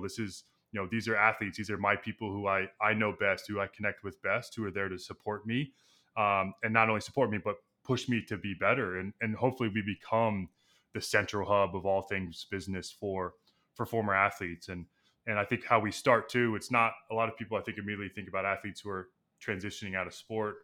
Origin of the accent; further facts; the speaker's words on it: Texas, United States; moved away as an adult; now in New York, United States; I grew up in Texas